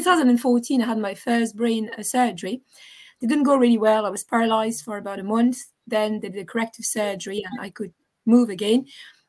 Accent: France; moved away as an adult; also born or lived in former Yugoslavia (parents); now in Dublin, Ireland; my parents are from former Yugoslavia, but I was born in France, and I have the very bad traits of the French

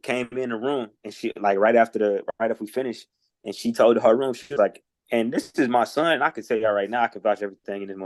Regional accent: Indianapolis, Indiana, United States; I'm from Post

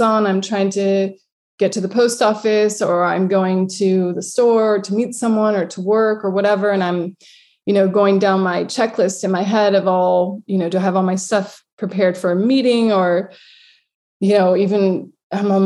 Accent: United States; now in Lisbon, Portugal; I'm coming from America

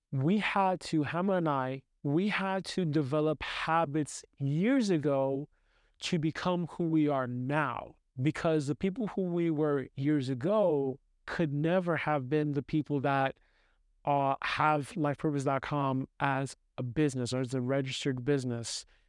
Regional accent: New York City, New York, United States; I grew up in New York City

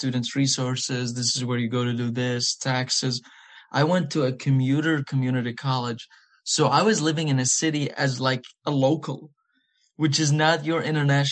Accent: United Arab Emirates; English is a second language; moved away as an adult; also born or lived in Iraq; now in Virginia, United States; So I am from Iraq and I've lived in the Emirates my whole life.

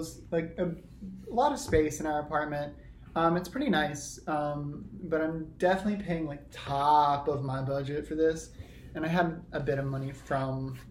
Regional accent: South Carolina, United States; now in New York, United States; I come from South Carolina

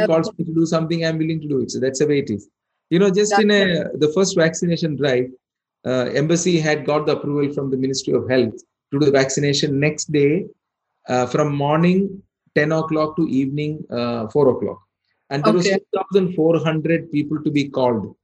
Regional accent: India; moved away as an adult; now in Bahrain; I'm born and brought up in India, and I lived here for 22 years.

